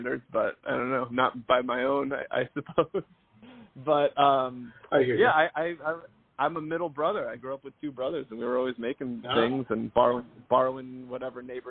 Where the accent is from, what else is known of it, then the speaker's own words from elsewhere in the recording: outside Atlanta, Georgia, United States; now in Los Angeles, United States; I grew up in Georgia in the, right outside of Atlanta